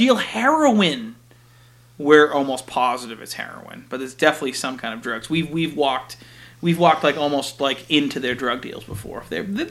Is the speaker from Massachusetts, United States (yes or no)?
yes; Lowell, Massachusetts, United States; I grew up in Lowell. I spent my first 22 years or whatever of my life in Lowell